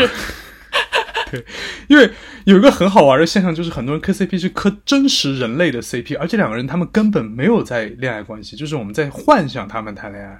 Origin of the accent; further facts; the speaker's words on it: Sichuan, China; accent: Sichuanese; 我们四川话会说你溜缝